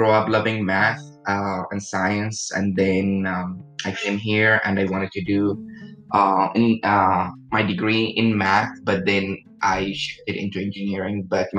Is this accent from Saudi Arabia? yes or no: yes; Saudi Arabia; English is a second language; moved away as an adult; now in Houston, United States; I'm a mechanical engineer. I was born and raised in Saudi Arabia to a Saudi mother and a Pakistani father. And I moved here in the United States when I was 18 years old